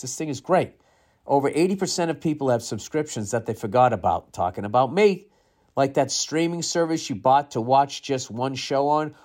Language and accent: English; United States; being an American